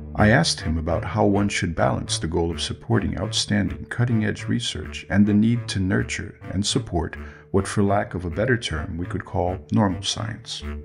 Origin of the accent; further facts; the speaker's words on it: Brazil; moved away; I am originally from Brazil